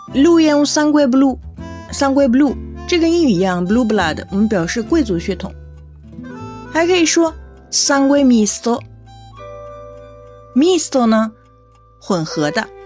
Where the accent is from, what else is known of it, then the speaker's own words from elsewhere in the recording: China; 我是中国人呀。 虽然学意大利语很久